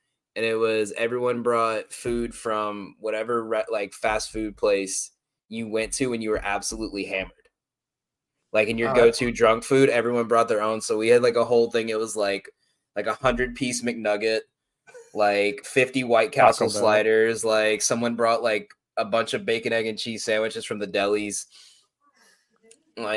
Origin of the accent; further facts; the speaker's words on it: the South, United States; growing up in the South, we didn't have it. We had Crystals